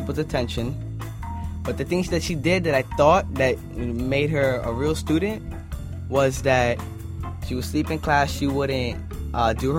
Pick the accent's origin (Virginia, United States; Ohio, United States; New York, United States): New York, United States; New York City; moved away; I'm from the Bronx.